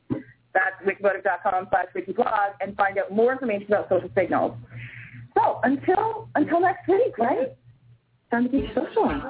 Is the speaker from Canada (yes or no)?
yes; Canada; I'm Canadian